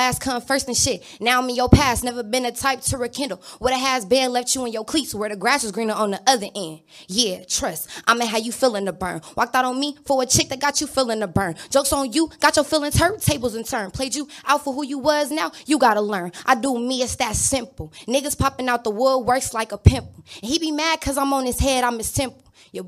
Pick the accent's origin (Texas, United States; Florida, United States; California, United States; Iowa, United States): California, United States; Inglewood; I'm from Inglewood, California.